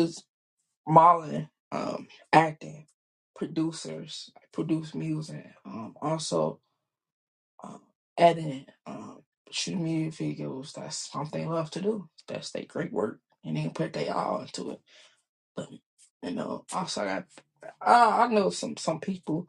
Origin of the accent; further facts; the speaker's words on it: Chicago, Illinois, United States; I was born and raised in Chicago